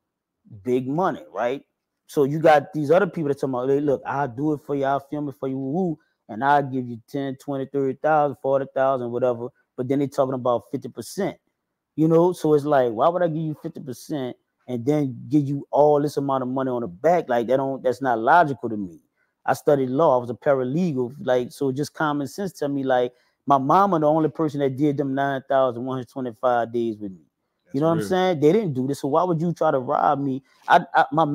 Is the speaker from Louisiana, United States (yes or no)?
yes; New Orleans, Louisiana, United States; also born or lived in Kenner, Louisiana; I'm originally from Uptown, the third. That's the third ward